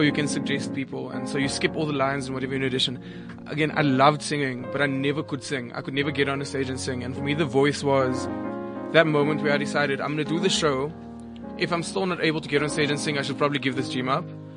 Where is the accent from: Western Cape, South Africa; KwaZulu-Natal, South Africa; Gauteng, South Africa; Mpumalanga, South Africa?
Western Cape, South Africa; Cape Town; I'm from Cape Town